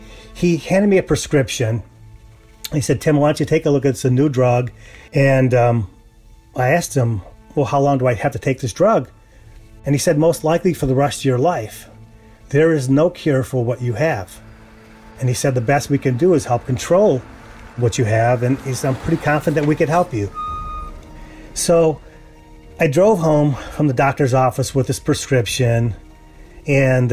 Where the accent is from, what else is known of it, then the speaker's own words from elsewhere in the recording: United States; also born or lived in Texas; As an American